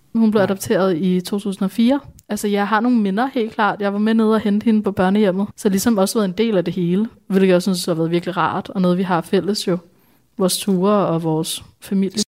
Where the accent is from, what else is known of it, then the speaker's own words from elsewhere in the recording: Bornholm, Capital Region of Denmark, Denmark; also born or lived in India; Jeg voksede op på Bornholm